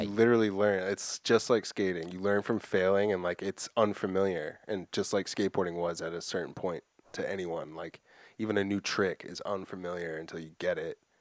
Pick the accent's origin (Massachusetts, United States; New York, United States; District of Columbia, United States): Massachusetts, United States; Framingham; I grew up in Framingham with fucking nothing